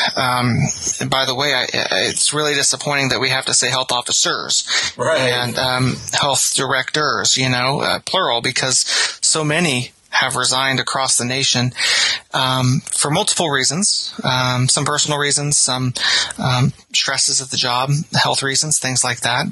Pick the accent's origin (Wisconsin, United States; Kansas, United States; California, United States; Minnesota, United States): Kansas, United States; St. Marys; So I'm from St. Mary's, which is, um, a little ways down Highway 24 from Rossville, about five minutes away.